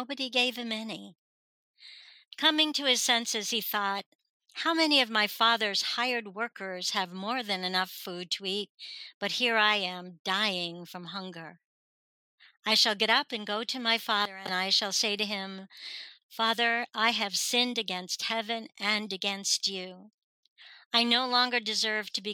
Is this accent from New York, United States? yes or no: yes; North Fork of Long Island, New York, United States; also born or lived in Richmond, Virginia; now in Virginia, United States; I'm originally from Long Island, New York, but the very, very tip of the North Fork of Long Island, which was all farmland and tourist stuff because it's all water